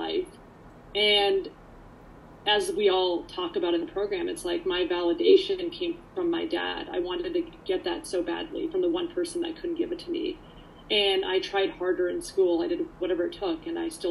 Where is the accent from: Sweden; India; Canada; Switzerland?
Canada; also born or lived in Poland; I came here to actually Canada when I was about 3.5, 4